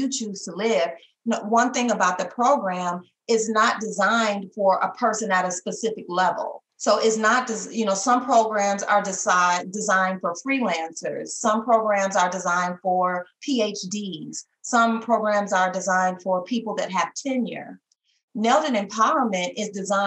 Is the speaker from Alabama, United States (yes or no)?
no; Detroit, Michigan, United States; moved away; I'm from Michigan originally, I'm from Detroit, Michigan